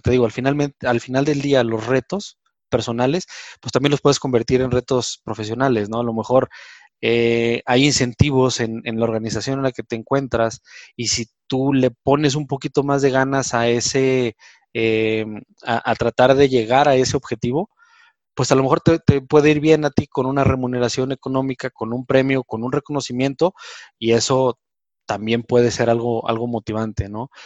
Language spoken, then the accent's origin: Spanish; Mexico; como mexicanos